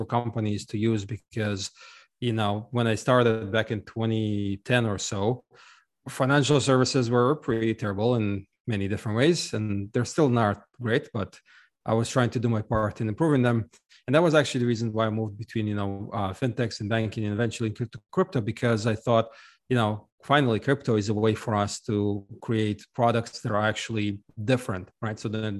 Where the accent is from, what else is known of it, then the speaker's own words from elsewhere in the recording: Ukraine; now in United States; I'm actually originally from Ukraine, but I left a long time ago, and I lived in a number of countries around the world, eventually settling in the US.